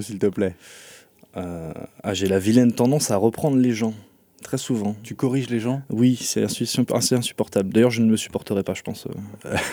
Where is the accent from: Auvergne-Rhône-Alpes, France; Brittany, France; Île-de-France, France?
Brittany, France; Rennes; also born or lived in United States; je suis euh, originaire de Rennes à la base et actuellement, je suis, après avoir fait mes études, toujours à Rennes, 100% rennais